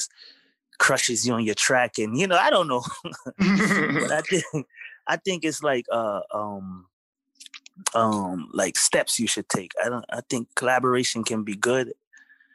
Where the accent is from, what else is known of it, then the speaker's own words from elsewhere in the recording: New York City, New York, United States; also born or lived in Kingston, Jamaica / the South (US); I'm Jamaican. I was born in Jamaica, mm-hmm. and I grew up in Brooklyn, New York